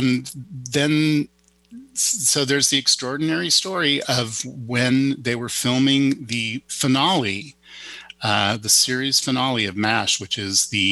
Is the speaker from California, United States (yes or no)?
yes; Malibu, California, United States; I grew up on Malibu Creek